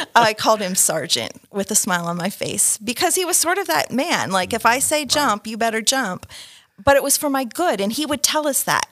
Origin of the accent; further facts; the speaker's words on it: Canada; I was born in Canada, um, and my mother's Canadian